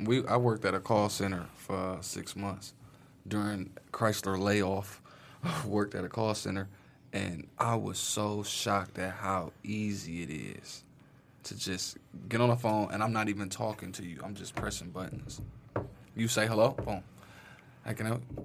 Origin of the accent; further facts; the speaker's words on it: Detroit, Michigan, United States; I grew up in Brightmoor